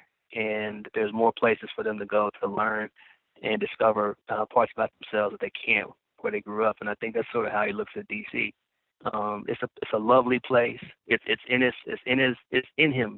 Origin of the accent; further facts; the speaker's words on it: Kansas City, Missouri, United States; moved away; I grew up in Kansas City, and I love my hometown